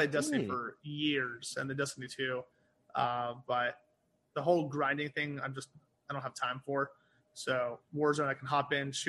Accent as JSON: {"language": "English", "country": "United Kingdom", "tie": "born there", "said": "because I was born in the United Kingdom. So my dad was military."}